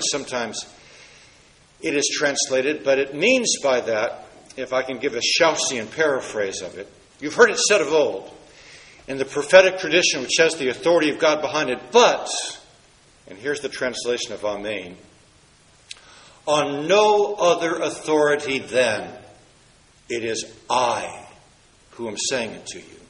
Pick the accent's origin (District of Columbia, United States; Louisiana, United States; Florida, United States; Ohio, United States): District of Columbia, United States; Washington; In my hometown of Washington, D.C.